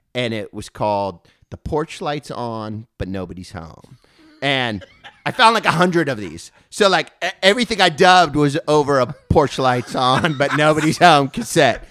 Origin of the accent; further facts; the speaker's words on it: Thousand Oaks, California, United States; We grew up in Thousand Oaks